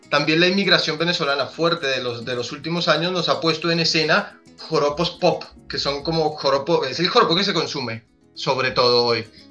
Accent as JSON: {"language": "Spanish", "country": "Colombia", "also_born_or_lived": "Argentina", "moved": "yes", "lives_now": "Buenos Aires, Argentina", "said": "somos colombianos que un poco nos hemos descolombianizado en un montón de cosas"}